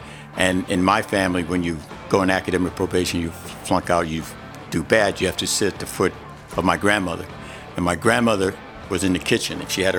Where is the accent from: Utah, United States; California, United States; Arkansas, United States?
Arkansas, United States; Little Rock; born there; No, I was born in Little Rock, Arkansas.